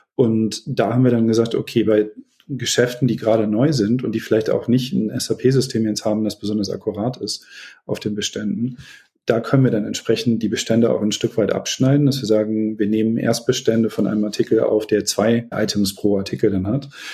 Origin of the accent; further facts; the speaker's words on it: Beckum, North Rhine-Westphalia, Germany; Ich bin geboren in Beckum in Westfalen, ist meine Heimat.